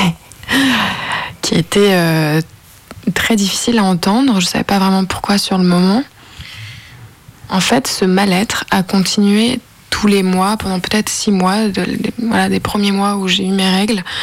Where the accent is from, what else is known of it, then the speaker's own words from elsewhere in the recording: Lyon, Auvergne-Rhône-Alpes, France; now in Nanterre, France; j'ai 24 euh, ans, je viens de Lyon, mais maintenant j'habite euh, en région parisienne à Nanterre